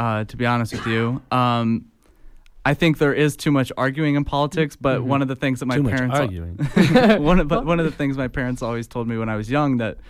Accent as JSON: {"language": "English", "town": "Fort Wayne", "region": "Indiana", "country": "United States", "said": "So I'm from Northeast Indiana, Fort Wayne to be exact."}